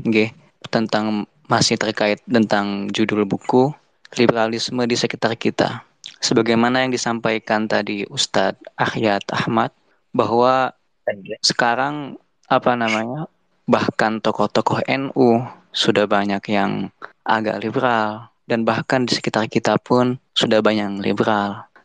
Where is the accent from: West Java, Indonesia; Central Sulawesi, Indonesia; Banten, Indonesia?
West Java, Indonesia; Bandung; asal dari Bandung.